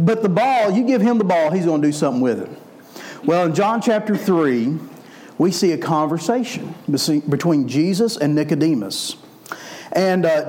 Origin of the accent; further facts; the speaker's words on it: Memphis, Tennessee, United States; I'm from Memphis, so we like basketball in Memphis